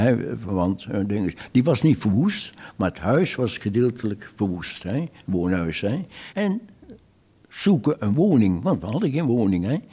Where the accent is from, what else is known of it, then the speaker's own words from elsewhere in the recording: Oss, North Brabant, Netherlands; ik kom uit Os